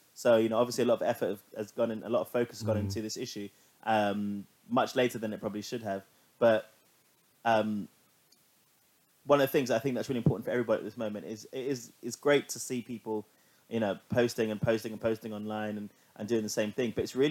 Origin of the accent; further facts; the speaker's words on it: London, United Kingdom; Growing up in London, I haven't really experienced a lot of sort of like racial issues in terms of like, everyone I know has been multicultural.